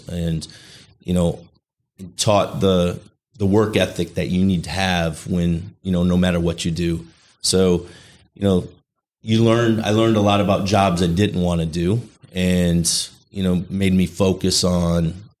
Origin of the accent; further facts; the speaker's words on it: Chicago, Illinois, United States; moved away as an adult; Yeah, I was born in Illinois, lived numerous places throughout the Chicagoland area. So I was there till I was about 20, 23 years old.